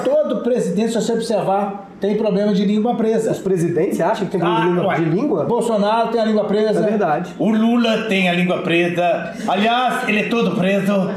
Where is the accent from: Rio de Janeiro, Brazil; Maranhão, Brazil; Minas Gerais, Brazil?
Minas Gerais, Brazil; eu sou mineiro